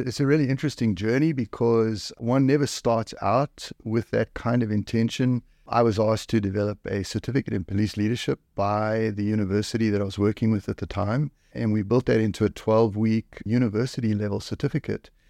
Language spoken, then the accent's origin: English; South Africa; now in Canada; I come from South Africa. South Africa